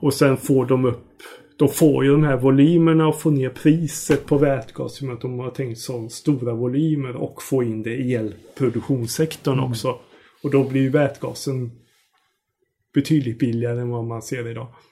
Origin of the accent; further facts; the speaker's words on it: Sweden; oss tror jag som svenskar